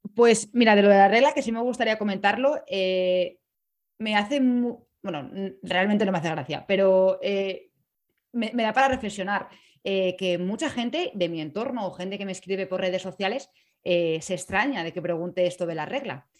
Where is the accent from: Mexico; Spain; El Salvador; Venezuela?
Spain; Madrid, Community of Madrid; moved away; also born or lived in Salamanca / Bremen; nací en Madrid